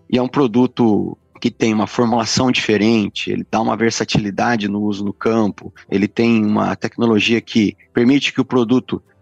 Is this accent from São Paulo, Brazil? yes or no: yes; Santa Cruz do Rio Pardo, São Paulo, Brazil; eu sou do interior de São Paulo, cidade chama Santa Cruz do Rio Pardo.